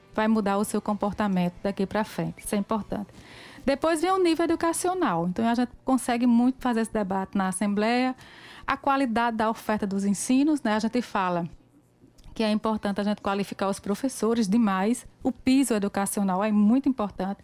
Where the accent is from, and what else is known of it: Pombal, Paraíba, Brazil; born or raised there